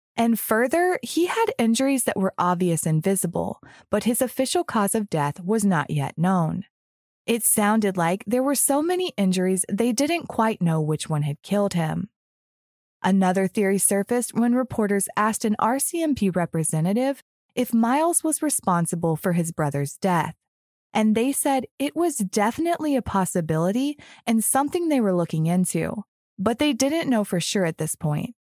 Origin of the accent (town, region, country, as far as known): Florida, United States; born or raised there; moved away